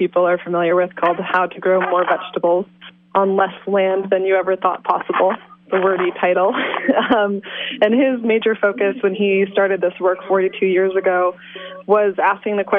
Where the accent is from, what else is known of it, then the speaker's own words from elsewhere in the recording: Iowa, United States; also born or lived in Washington State; now in Willits, United States; I grew up in Iowa and then farmed in Washington State